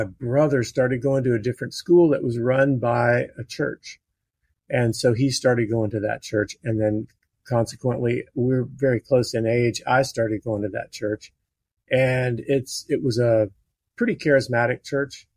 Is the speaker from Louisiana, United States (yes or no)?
yes; Baton Rouge, Louisiana, United States; I was born in Baton Rouge, Louisiana, and we actually lived next door to a guy